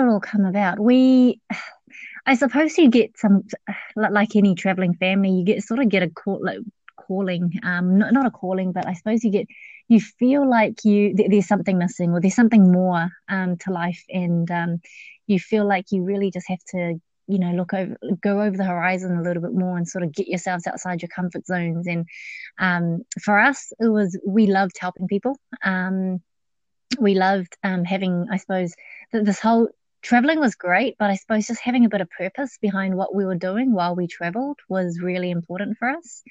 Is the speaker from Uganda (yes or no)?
no; New Zealand; accent: Kiwi; also born or lived in Laos; Good old Kiwi accent